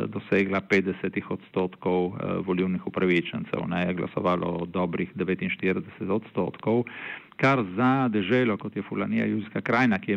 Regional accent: Friuli-Venezia Giulia, Italy; Slovenci smo se v glavnem eh, v zadnjih letih, kljub razlikam, ne, ker tudi bi rekel, znotraj slovenske manjšine

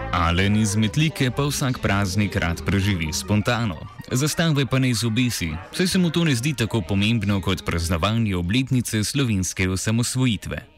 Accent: Slovenia; smo Slovenci

